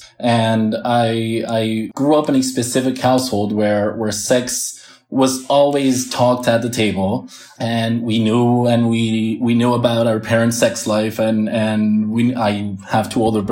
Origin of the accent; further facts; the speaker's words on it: Premià de Mar, Catalonia, Spain; also born or lived in Barcelona / United States; I was born in Barcelona, but grew up in this area for a while, and I lived in the States also